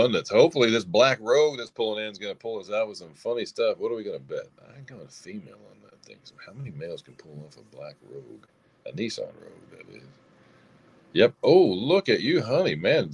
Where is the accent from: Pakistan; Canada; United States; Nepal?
United States; the South; I'm from the South